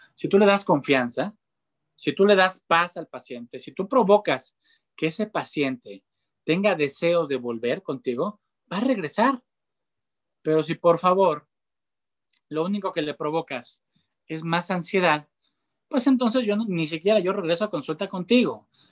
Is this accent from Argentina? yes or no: no; Mexico; yo soy mexicano